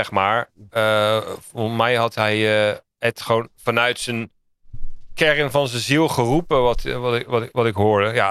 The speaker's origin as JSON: {"language": "Dutch", "town": "The Hague", "region": "South Holland", "country": "Netherlands", "said": "Ja, ik kom uit Den Haag, dus ik mag het zeggen, weet je wel."}